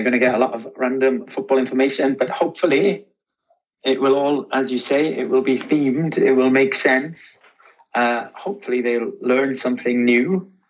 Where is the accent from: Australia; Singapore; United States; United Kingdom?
United Kingdom; Wales; Well, and obviously we are both from Wales.